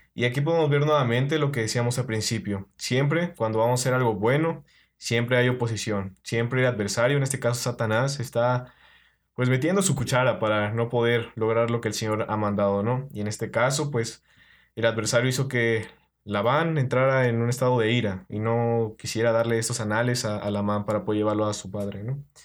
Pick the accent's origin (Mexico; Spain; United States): Mexico; Puebla; Yo soy de Puebla